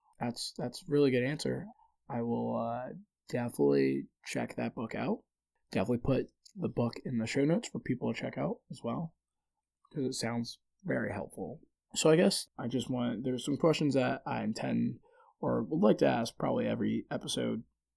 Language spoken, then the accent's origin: English; Philadelphia, Pennsylvania, United States; walking through Philly and realizing like, hey, I used to, the area I grew up in Philly versus like where I live now is so drastically different in terms of outcomes.